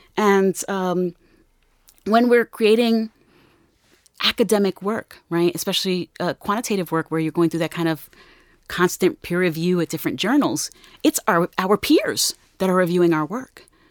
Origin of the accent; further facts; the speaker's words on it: Newark, New Jersey, United States; I'm from Newark